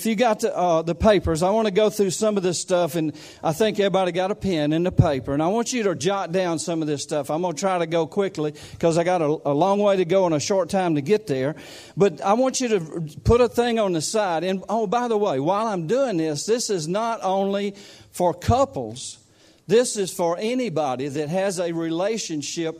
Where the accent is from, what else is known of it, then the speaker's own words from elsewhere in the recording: United States; accent: country; I'm not an Englishman. I don't talk like you guys. This is just country